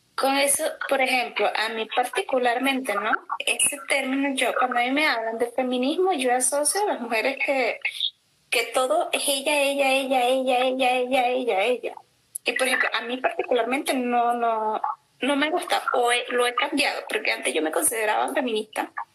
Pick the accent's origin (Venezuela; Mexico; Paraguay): Venezuela; moved away; en mi país, ¿no? En Venezuela